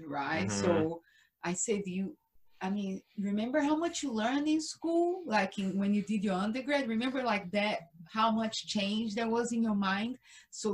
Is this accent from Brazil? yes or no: yes; Brazil; English is a second language; moved away; I am from Brazil.